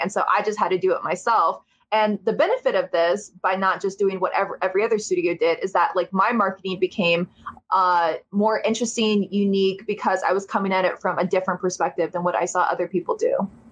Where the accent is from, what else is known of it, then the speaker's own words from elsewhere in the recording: Ohio, United States; I'm from Ohio